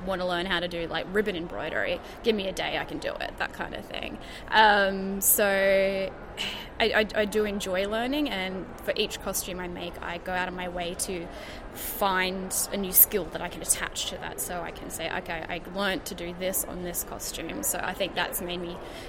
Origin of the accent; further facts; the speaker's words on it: Gold Coast, Queensland, Australia; I am from the Gold Coast in sunny Queensland.